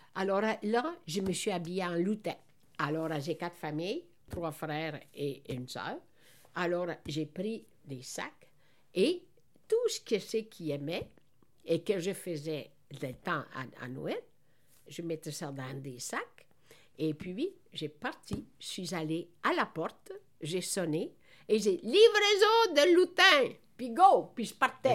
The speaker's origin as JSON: {"language": "French", "country": "Italy", "tie": "born or raised there", "also_born_or_lived": "Montreal, Quebec", "moved": "yes", "lives_now": "Quebec, Canada", "said": "le bon Dieu a permis que je suis née dans la, en Italie"}